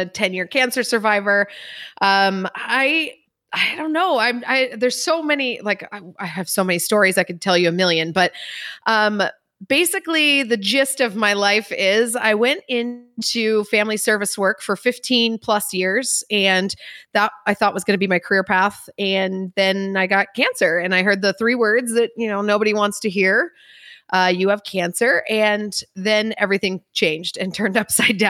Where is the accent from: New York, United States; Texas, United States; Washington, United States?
Washington, United States; Eastern; I'm from Washington, they're like, oh, beautiful green trees and a lot of rain. No, I am Eastern Washington, wine country, desert.